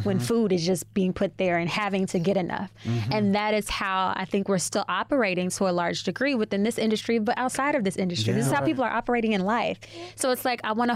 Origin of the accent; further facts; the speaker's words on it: Chicago, Illinois, United States; moved away as an adult; also born or lived in New Orleans; now in New York, United States; I'm from Chicago, born and raised. The other side of my family is New Orleans.